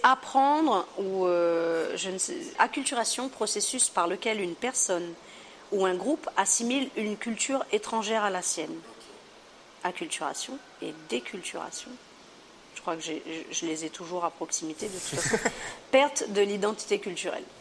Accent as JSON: {"language": "French", "country": "Réunion", "also_born_or_lived": "Montpellier", "moved": "as an adult", "said": "Je viens de la Réunion, c'est la France, mais pas tout le temps."}